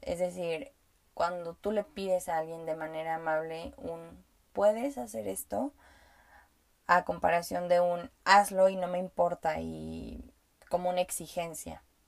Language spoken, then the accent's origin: Spanish; Mexico; first language Spanish; yo hablo español y nací, em, fui aprendiendo a hablar español porque nací en México